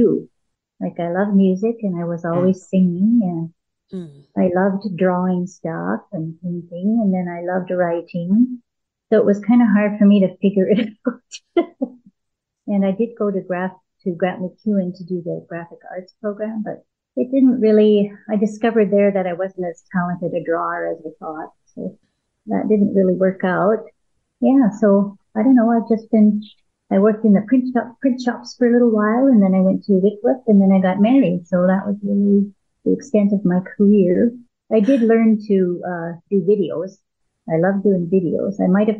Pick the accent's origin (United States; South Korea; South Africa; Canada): Canada; Edmonton, Alberta; also born or lived in Calgary; I was raised in Edmonton, born 61, moved to Calgary when I was in my early 20s